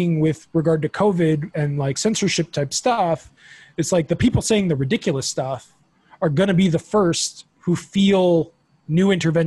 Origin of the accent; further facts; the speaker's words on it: South Florida, United States; growing up in Florida